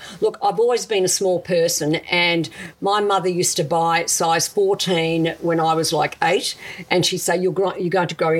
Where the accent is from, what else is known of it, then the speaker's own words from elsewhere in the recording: Adelaide, South Australia, Australia; English is a second language; moved away as an adult; also born or lived in Italy; now in Melbourne, Australia; I grew up in South Australia.